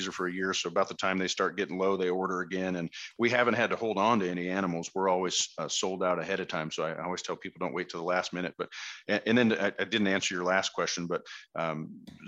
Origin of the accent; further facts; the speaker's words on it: Westminster, Colorado, United States; also born or lived in Hawaii; now in Fort Collins, United States; we grew up down in the Westminster, North Glen area, just north of Denver